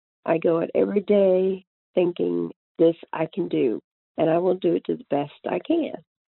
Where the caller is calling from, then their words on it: Middlesex, North Carolina, United States; I am calling from Middlesex, North Carolina.